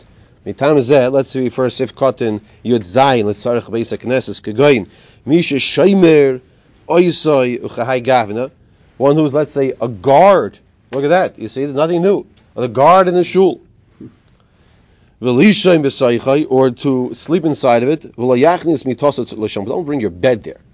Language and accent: English; United States; I'm this American